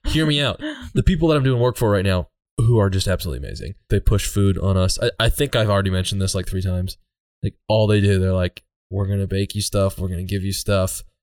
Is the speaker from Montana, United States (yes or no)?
yes; Red Lodge, Montana, United States; I grew up hanging out in Red Lodge and going to the Bear Tooth Mountains